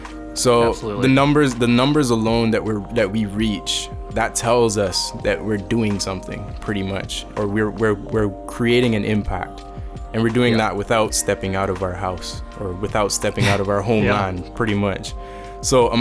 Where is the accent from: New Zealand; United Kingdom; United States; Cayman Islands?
Cayman Islands; I'm from the Cayman Islands.